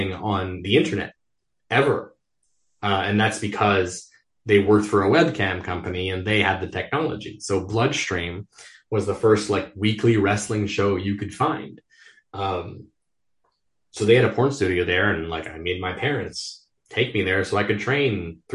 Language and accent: English; Montreal, Quebec, Canada; I grew up in the West Island of Montreal, which is like the one English island in a very French province.